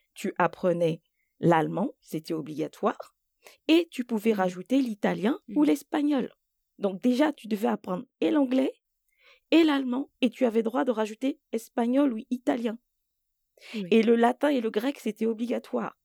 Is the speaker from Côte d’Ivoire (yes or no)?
yes; Côte d’Ivoire; first language French; moved away; je suis née en Côte d'Ivoire et j'ai passé euh, tout mon primaire en Côte d'Ivoire